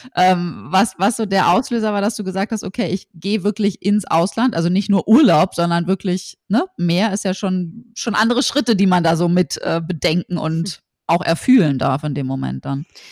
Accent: Berlin, Germany; wir kommen beide aus Berlin.

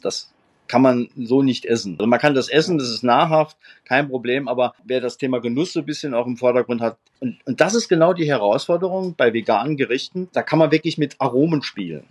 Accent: Homburg, Saarland, Germany; in meiner Heimatstadt Homburg

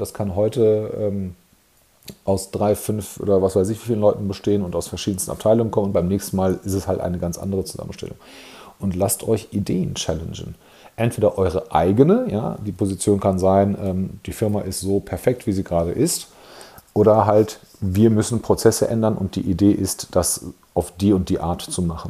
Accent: Germany; bei uns in Deutschland

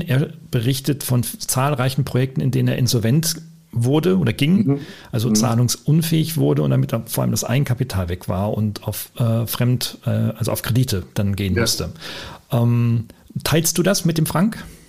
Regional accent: Oldenburg, Lower Saxony, Germany; wir beide Norddeutsche sind, du in Hamburg und ich, ja. aus, ich aus Ollenburg

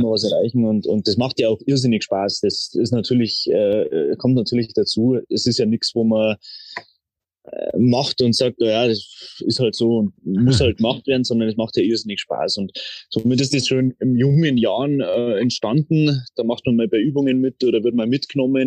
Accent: Traunstein, Bavaria, Germany; ich bin aufgewachsen in Traunstein

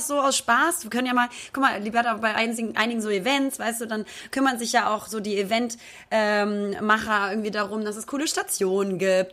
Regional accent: Hamburg, Germany; Ich komme aus Hamburg. Ja, ich bin waschechter Hamburger, bin da geboren, habe da immer gelebt

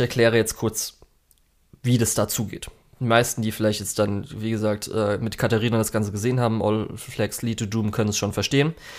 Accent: Germany

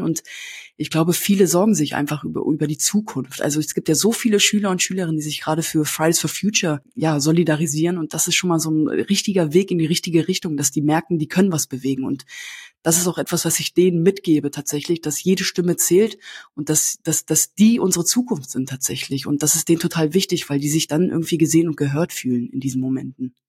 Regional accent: Hanover, Lower Saxony, Germany; first language Kurdish; Heimat ist für mich äh, Hannover Linden

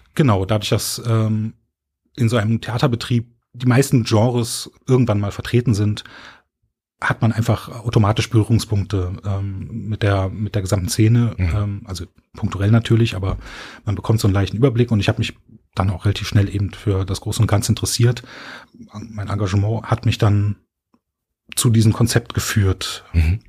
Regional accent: Berlin, Germany; moved away as an adult; now in Cologne, Germany; Ich bin ähm, von Berlin nach Köln gezogen

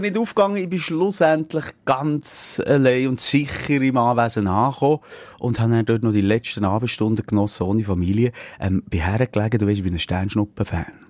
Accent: Switzerland; also born or lived in Bern; bei uns in der Schweiz

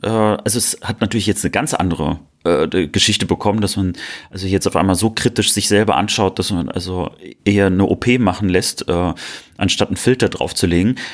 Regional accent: Cologne, North Rhine-Westphalia, Germany; ich bin ja als Kölner

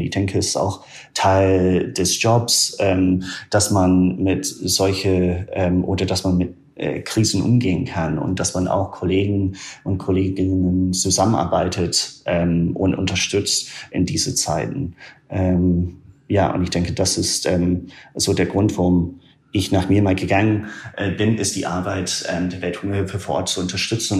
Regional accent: small town north of Aberdeen, northern Scotland, United Kingdom; German is a second language; moved away as an adult; also born or lived in Germany / Myanmar; ich komme ursprünglich aus Schottland. Aus Nordschottland, ah, ja. einer sehr kleinen Stadt, äh, nördlich von Aberdeen

